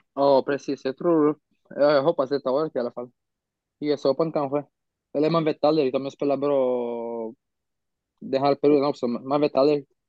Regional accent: Romania; also born or lived in Bucharest, Romania / Sweden; när jag var hemma i Rumänien

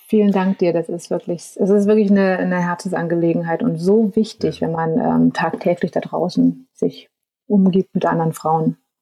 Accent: Germany; bei uns in Deutschland

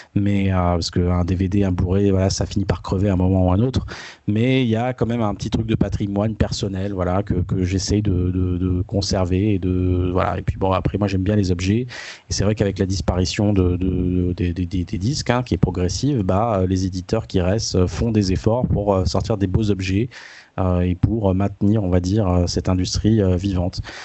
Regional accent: France; chez nous en France

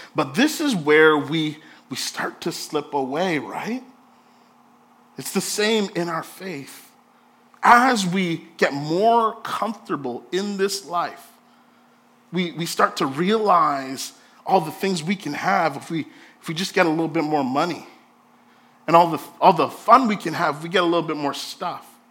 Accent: Jamaica; I'm Jamaican

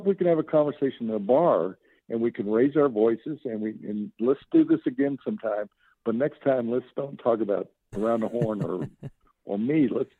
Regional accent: the South, United States; now in Denver, United States; Growing up in the South, and seeing how African-Americans were treated when I was young.

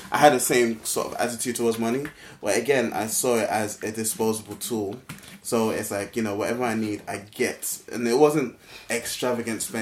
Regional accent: Ghana; I, I came from Ghana. We paid to go to school.

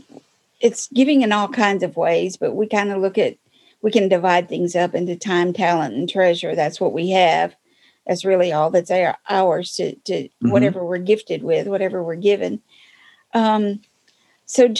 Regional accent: Michigan, United States; moved away as an adult; I came from Michigan

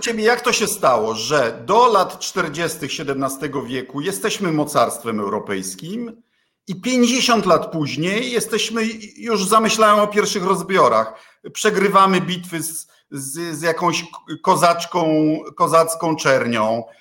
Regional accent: Kuyavian-Pomeranian Voivodeship, Poland; u nas w szeroko pojętej Wielkopolsce. Bydgoszcz była zasobnym miastem

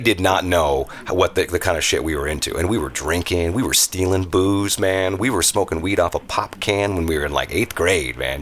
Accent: Tacoma, Washington, United States; I'm from Tacoma

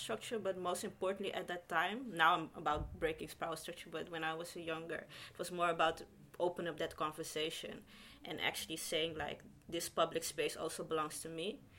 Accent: Netherlands; as a young child growing up in the Netherlands

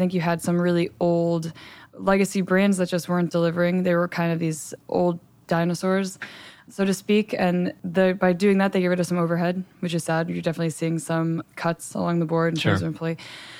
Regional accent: Hackettstown, New Jersey, United States; So I'm from Hackettstown, New Jersey.

